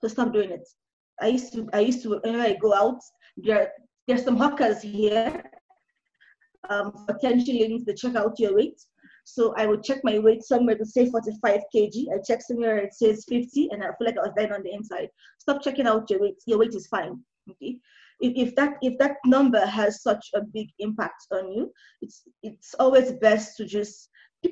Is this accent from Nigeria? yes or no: yes; Nigeria; now in Kenya; now I'm Nigerian. I'm currently in Kenya alone